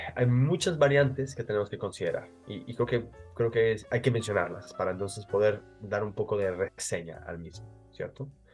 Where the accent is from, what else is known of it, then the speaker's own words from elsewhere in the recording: Mexico; como diríamos en México, yo soy mexicano